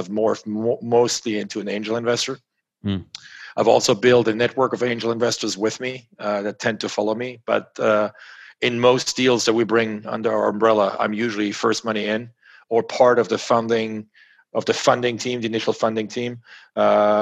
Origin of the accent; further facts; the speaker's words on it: France; In France, growing up in France